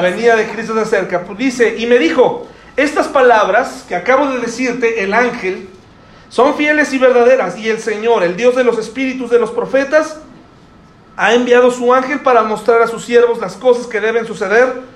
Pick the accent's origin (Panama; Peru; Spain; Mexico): Mexico